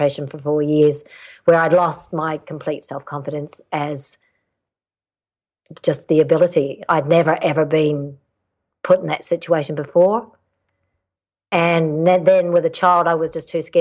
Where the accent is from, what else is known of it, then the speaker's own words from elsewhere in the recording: New Zealand; moved away as an adult; also born or lived in Canada; I'm Canadian born, but my parents migrated to New Zealand when I was 8